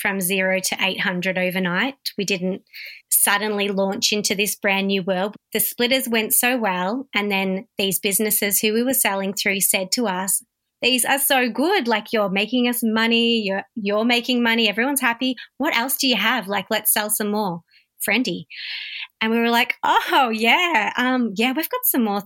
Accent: Warragul, Victoria, Australia; also born or lived in Melbourne; I was born in Warragul, raised in Warragul

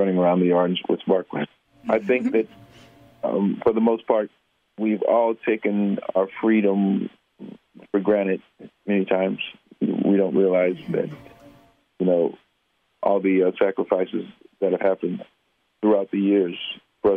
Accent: Indianapolis, Indiana, United States; moved away; when we were growing up in Indianapolis

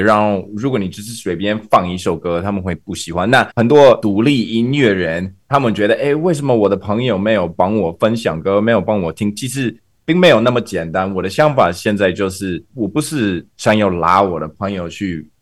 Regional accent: Canada; Chinese is a second language; also born or lived in Taiwan; 在加拿大，我们的练团室很少

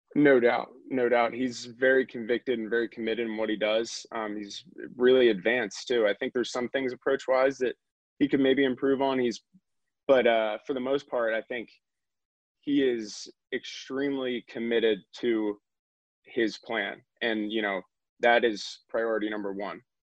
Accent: Northeast, United States; We are both from the Northeast

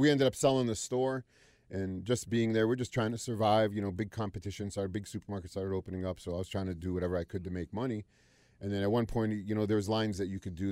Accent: Youngstown, Ohio, United States; moved away as an adult; also born or lived in Wilmington, North Carolina / Cleveland, Ohio; now in Charlotte, United States; I was born in Wilmington, North Carolina, but I was raised mostly in O, Youngstown, Ohio

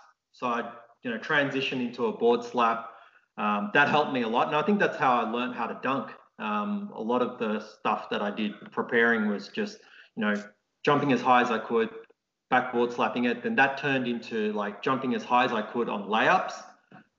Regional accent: Australia; growing up in Australia

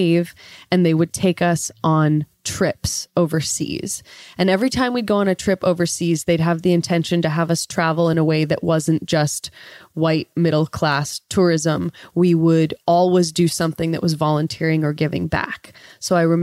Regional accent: 45 minutes south of Yosemite, California, United States; moved away as an adult; I grew up about 45 minutes south of Yosemite National Park on the east side in California

